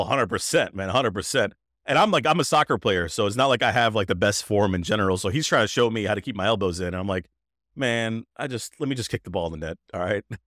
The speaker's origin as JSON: {"language": "English", "town": "Greensboro", "region": "North Carolina", "country": "United States", "tie": "born or raised there", "said": "I was b-, born and raised right there"}